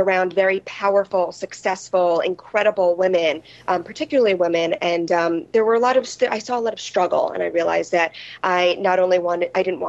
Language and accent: English; New York City, New York, United States; I grew up on the Upper East Side of Manhattan in a small apartment.